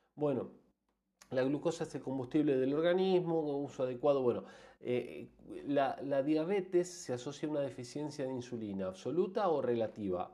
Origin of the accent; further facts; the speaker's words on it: Argentina; En países como el nuestro, como Argentina